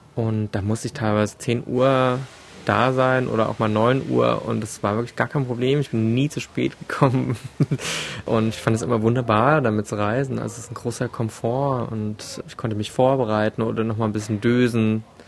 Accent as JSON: {"language": "German", "country": "Germany", "said": "hier bei uns in Deutschland"}